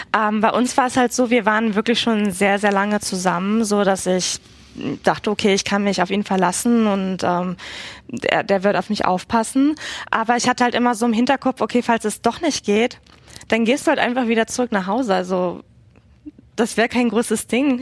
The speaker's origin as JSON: {"language": "German", "region": "Berlin", "country": "Germany", "tie": "born or raised there", "also_born_or_lived": "Barcelona, Spain", "moved": "as an adult", "lives_now": "Washington, D.C., United States"}